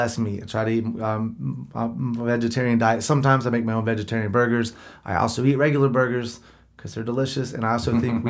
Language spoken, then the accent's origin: English; North Carolina, United States; I'm from North Carolina